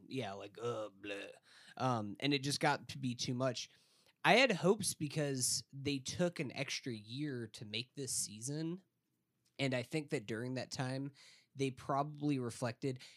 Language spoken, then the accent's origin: English; Tallahassee, Florida, United States; I grew up in Tallahassee, Florida, which did not have a professional sports team